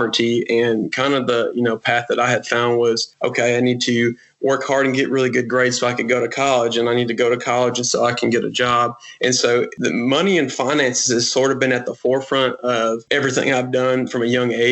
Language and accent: English; United States; growing up in America, the land of opportunity and privilege